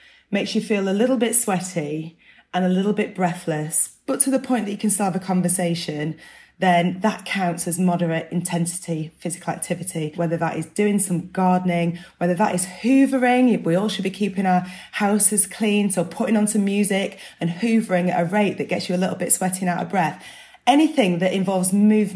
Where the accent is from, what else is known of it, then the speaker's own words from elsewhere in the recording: Burnley, North West England, United Kingdom; I'm from Burnley, where people have about 40 cups of tea a day